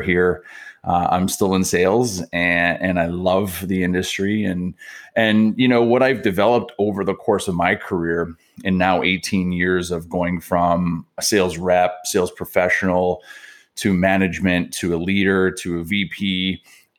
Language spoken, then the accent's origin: English; Niagara Falls, Ontario, Canada; also born or lived in Montreal; now in Toronto, Canada; I grew up down in Niagara Falls